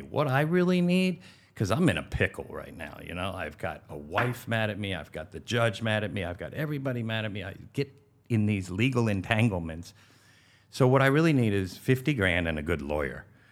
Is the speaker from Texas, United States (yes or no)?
no; Valley Forge, Pennsylvania, United States; also born or lived in Frisco, Colorado / Denver, Colorado / Aspen, Colorado / West Palm Beach, Florida; now in Pompano Beach, United States; I grew up in Valley Forge, Pennsylvania